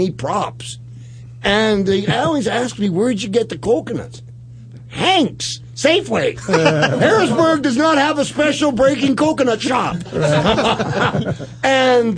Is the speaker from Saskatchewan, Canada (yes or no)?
yes; Saskatoon, Saskatchewan, Canada; I'm from Saskatoon